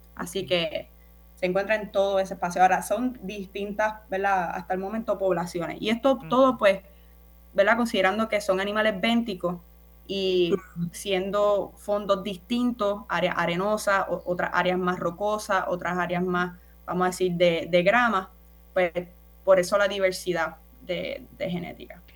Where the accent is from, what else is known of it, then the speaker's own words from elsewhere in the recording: Naranjito, Puerto Rico; soy del pueblo de Naranjito. Yo oh. soy de las montañas, del campo